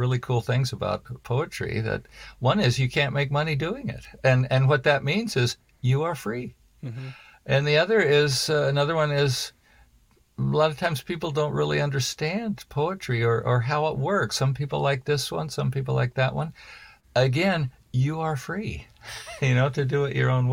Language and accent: English; Portland, United States; Portland, and, you know, my hometown.